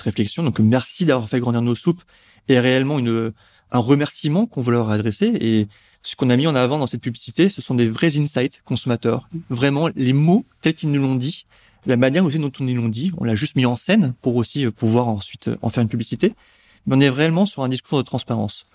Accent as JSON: {"language": "French", "country": "France", "said": "la soupe fait partie de notre histoire et de notre consommation en tant que Français"}